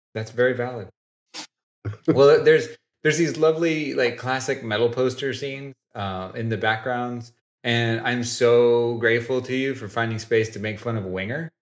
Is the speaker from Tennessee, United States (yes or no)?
yes; Oak Ridge, Tennessee, United States; moved away; I was born and raised in East Tennessee, a little bitty town called Oak Ridge